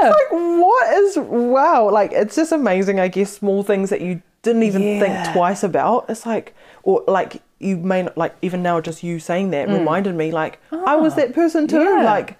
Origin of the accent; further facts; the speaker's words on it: Hawke's Bay, New Zealand; I'm originally from the Hawke's Bay, so he did a lot of surgeries in Napier that I'd seen physically on people.